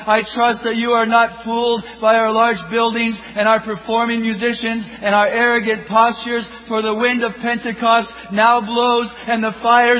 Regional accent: Kenya; born there; I was born in Kenya.

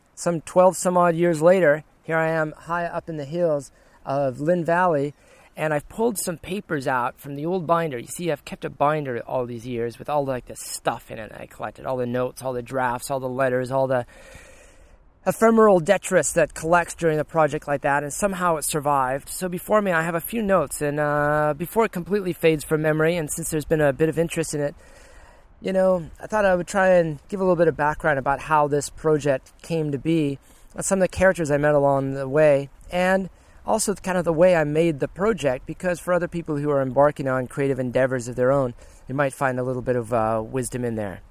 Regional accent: Cascadia, Pacific Northwest, United States; also born or lived in Guam / Olympia, Washington; I'm from Cascadia. I need my trees and I need my rain and all

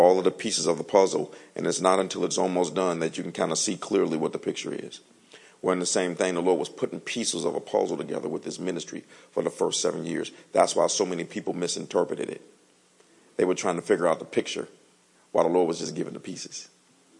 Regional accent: Detroit, Michigan, United States; moved away; See, my wife and I, we're from Detroit. So you grow up in the cold

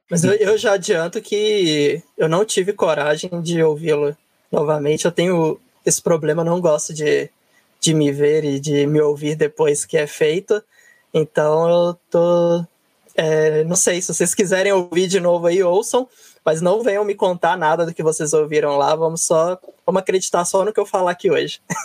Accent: northern Minas Gerais, Brazil; moved away as an adult; also born or lived in South of Brazil; now in São Paulo, Brazil; eu sou do norte de Minas, quando fui fazer faculdade, eu acabei indo fazer faculdade no Sul

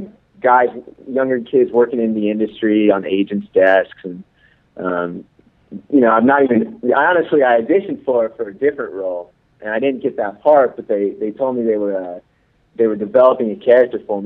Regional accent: Central Kansas, United States; moved away; I'm actually from Central Kansas

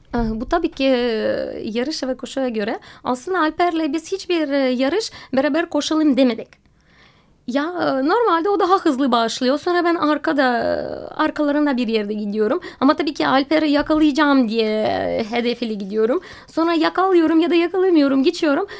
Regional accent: Russia; Turkish is a second language; moved away as an adult; also born or lived in Moscow, Russia / Alanya, Turkey; now in Istanbul, Turkey; Rusya'da doğdum ve okuldan mezun olduktan sonra Moskova'ya gittim

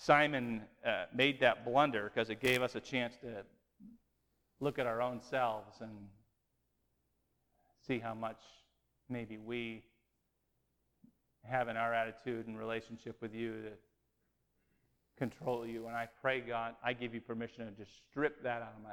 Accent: New England, United States; we grew up in New England

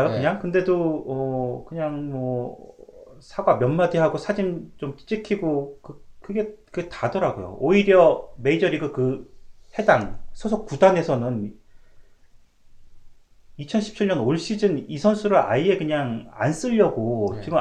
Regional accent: South Korea; born or raised there; now in Canada

